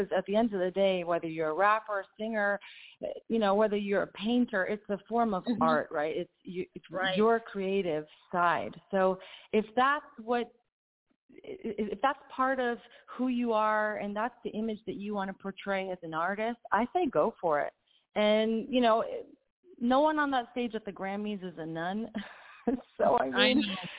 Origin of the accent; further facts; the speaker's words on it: New York City, New York, United States; moved away as an adult; also born or lived in Italy; I'm from Queens, New York